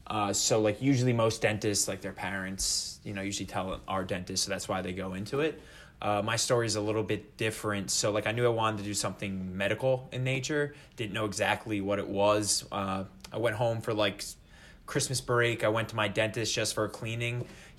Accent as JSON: {"language": "English", "region": "New Jersey", "country": "United States", "tie": "born or raised there", "said": "I was born and raised in Jersey."}